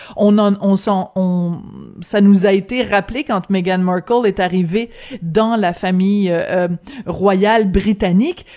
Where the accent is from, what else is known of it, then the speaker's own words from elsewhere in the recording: Quebec, Canada; chez nous au Québec